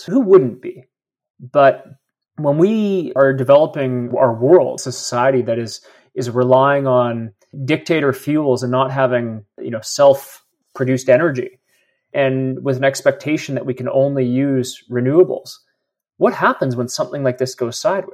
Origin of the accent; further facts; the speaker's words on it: Canada; as a Canadian